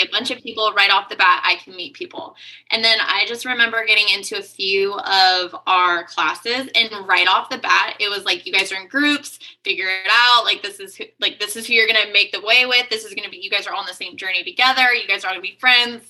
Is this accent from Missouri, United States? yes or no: no; San Luis Obispo, California, United States; moved away as an adult; also born or lived in Atascadero, California / San Francisco, California / Austin, Texas; now in Dallas, United States; I'm actually born and raised in San Luis Obispo